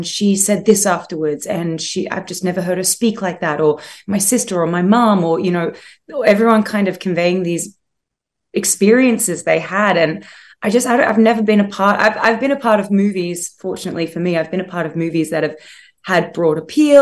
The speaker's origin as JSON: {"language": "English", "country": "Australia", "accent": "Australian", "said": "I'm Australian"}